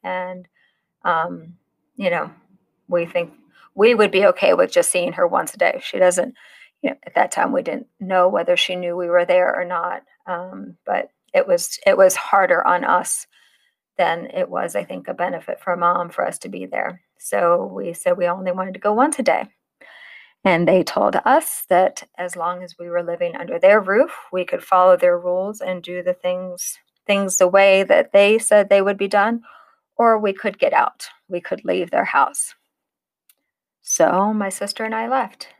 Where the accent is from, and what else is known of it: Illinois, United States; born or raised there; also born or lived in Long Island, New York / Maine